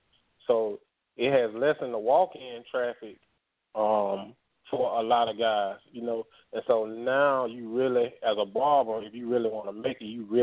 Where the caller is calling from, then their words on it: Atlanta, Georgia, United States; I'm calling from Atlanta.